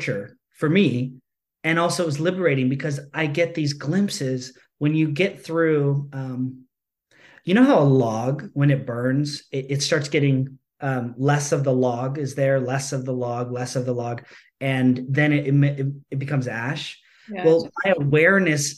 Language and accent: English; United States; I grew up as an American capitalistic society, you know, person